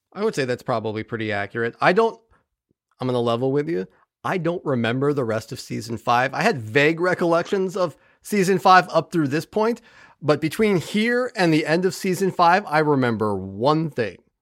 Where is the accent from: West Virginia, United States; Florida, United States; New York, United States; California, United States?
California, United States; now in Ohio, United States; I was raised in Cal, I mean, I'm from California